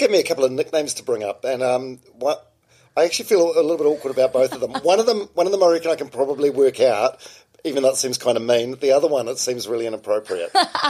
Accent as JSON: {"language": "English", "town": "Palmerston North", "region": "Manawatū-Whanganui", "country": "New Zealand", "said": "I'm from Palmerston North"}